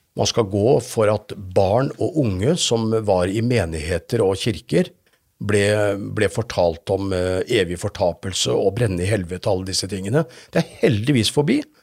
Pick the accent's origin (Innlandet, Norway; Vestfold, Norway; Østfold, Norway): Østfold, Norway; Fredrikstad; jeg har vokst opp i Philadelphia-menigheten i Fredrikstad.